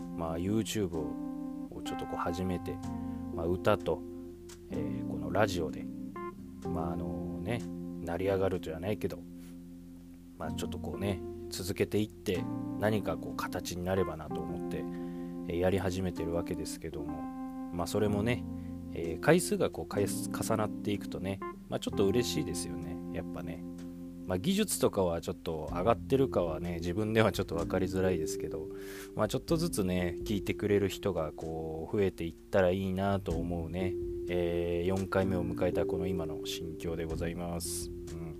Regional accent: Saitama, Japan; 僕のね地元の埼玉にも

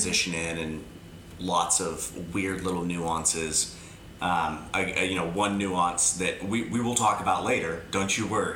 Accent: Chowchilla, California, United States; also born or lived in Sacramento; now am living part-time in my hometown of Chowchilla and part-time in Sacramento

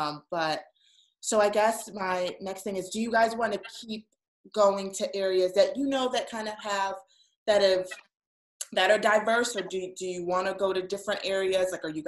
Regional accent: Manalapan, New Jersey, United States; I'm from Manalapan

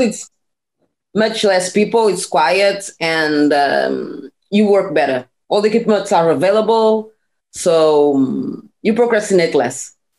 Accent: small town 30 km from Lisbon, Portugal; English is a second language; also born or lived in Cape Verde (parents); now in Lisbon, Portugal; I was born in a small town like 30 kilometers from uh, Lisbon, where it was where I grew up, where I did my studies until uh, high school.

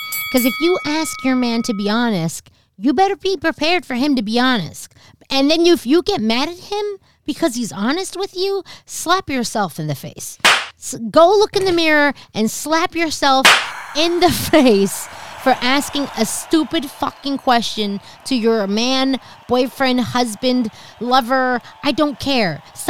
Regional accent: East Coast, United States; also born or lived in New Jersey; I'm from the East Coast.

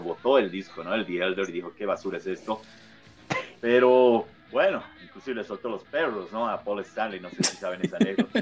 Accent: Bolivia; acá en mi país

